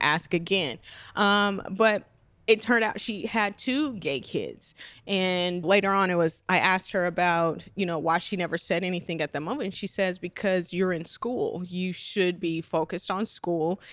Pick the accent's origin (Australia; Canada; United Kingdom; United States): United States; Las Vegas, Nevada; I'm originally from Las Vegas